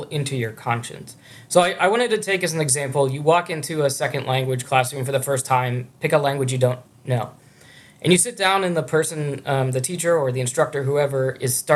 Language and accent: English; Pittsburgh, Pennsylvania, United States; moved away as an adult; also born or lived in Hamburg, Germany / Michigan; Carnegie Mellon, which is actually in my hometown of Pittsburgh